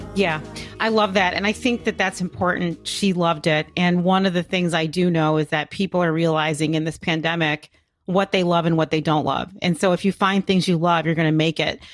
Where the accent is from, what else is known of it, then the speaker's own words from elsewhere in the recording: Chicago, Illinois, United States; I grew up in Hyde Park, which is a, n-, a neighborhood in Chicago